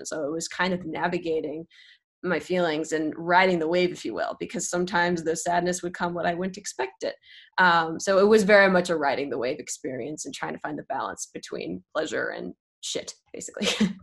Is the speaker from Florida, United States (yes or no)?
no; Bay Area, California, United States; also born or lived in Los Angeles; I grew up in the Bay Area, but I was in LA for about 6 years